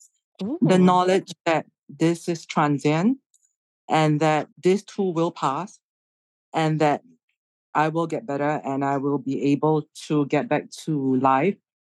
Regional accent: Singapore; I'm from Singapore

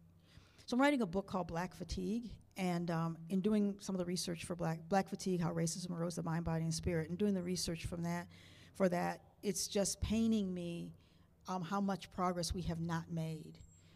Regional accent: Niagara Falls, New York, United States; I was adopted, so I don't know the history of my family. I grew up in Niagara Falls, New York. My parents were Canadians. My mother was a proud Canadian.

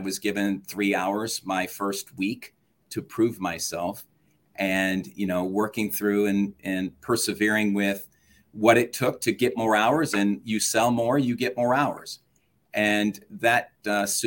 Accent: Phoenix, Arizona, United States; My brother and I grew up that way in Phoenix, Arizona, being different

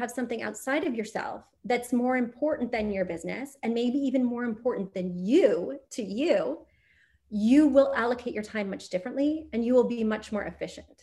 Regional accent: Missouri, United States; moved away; also born or lived in New York City; I'm from Missouri

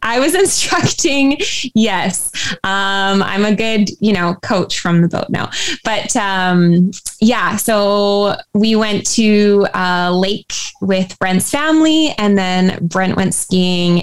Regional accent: Surrey, British Columbia, Canada; I actually grew up in a uh, town of Surrey, which is about an hour away from Vancouver

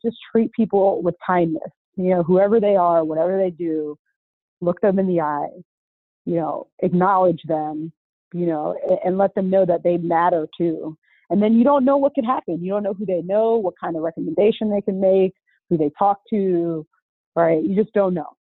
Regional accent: Orlando, Florida, United States; also born or lived in Boca Raton, Florida; I'm from Orlando, right? Went to Dr. Phillips High School

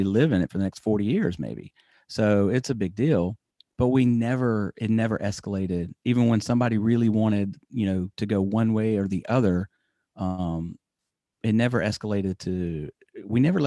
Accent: United States; I'm American.

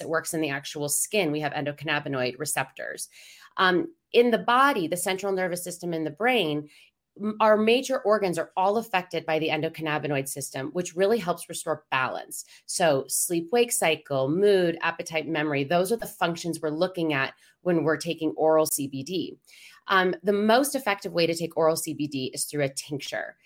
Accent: Denver, Colorado, United States; I'm from Denver

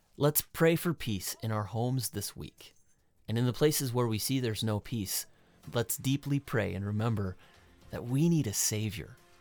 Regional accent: United States; I'm American

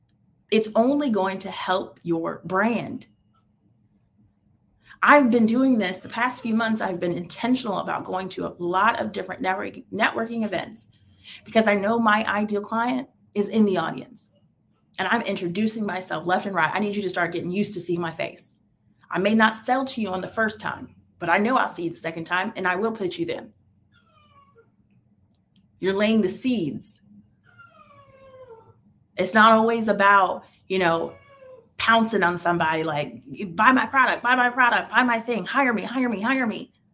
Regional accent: Tampa, Florida, United States; Oh, well, I'm in Tampa, born and raised in Tampa. I have lived in a few places. My career has taken me across the world.

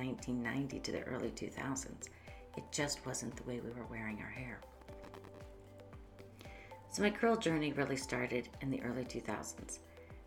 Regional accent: Northeast Ohio, United States; moved away as an adult; now in Columbus, United States; I came from Northeast Ohio and moved down here to Columbus, Ohio in 1990 after graduating from cosmetology school

